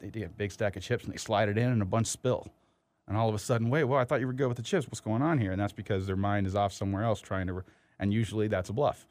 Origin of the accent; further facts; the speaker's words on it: Windsor, Ontario, Canada; I grew up in Windsor